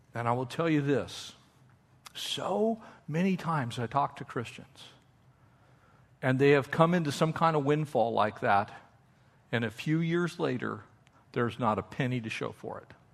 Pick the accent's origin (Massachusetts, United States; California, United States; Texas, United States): California, United States; also born or lived in Austria; we're from Cal